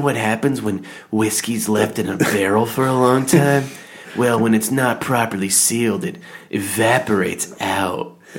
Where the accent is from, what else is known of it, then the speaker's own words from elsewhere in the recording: Hamden, Connecticut, United States; We grew up with in the Hamden ice hockey rink.